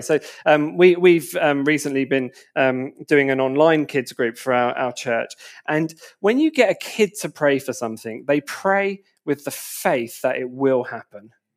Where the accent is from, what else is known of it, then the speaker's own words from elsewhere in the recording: Enfield, London, United Kingdom; moved away as an adult; also born or lived in Wood Green / Berkhamsted / St Albans; I grew up in Enfield